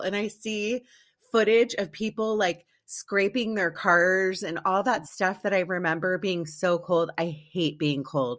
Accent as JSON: {"language": "English", "region": "East Coast", "country": "United States", "tie": "born or raised there", "said": "I grew up on the East Coast too, and now I've lived in sunny Southern California for over 20 years."}